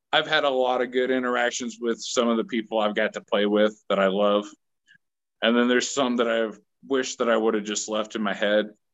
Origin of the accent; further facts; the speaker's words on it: Manhattan, Kansas, United States; moved away as an adult; also born or lived in Nashville, Tennessee / Texas; I'm from Manhattan, Kansas